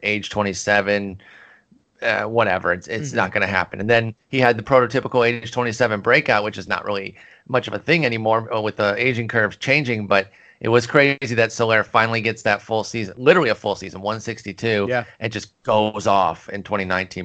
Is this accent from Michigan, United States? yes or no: yes; Michigan, United States; I grew up in Michigan